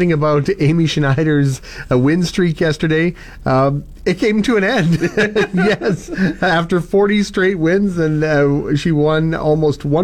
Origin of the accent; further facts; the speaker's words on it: Conquest, Saskatchewan, Canada; my hometown, Conquest, was known as the Carrigana capital of Canada